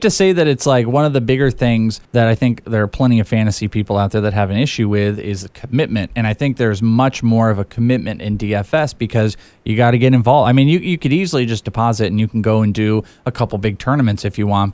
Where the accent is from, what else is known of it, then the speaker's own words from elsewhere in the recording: the Bay Area, California, United States; now in Phoenix, United States; I'm from the Bay Area